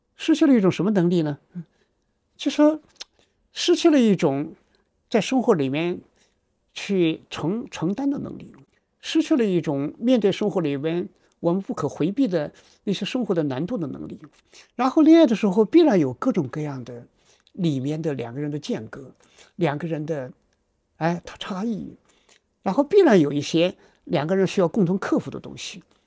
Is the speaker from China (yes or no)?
yes; China; 我们中国人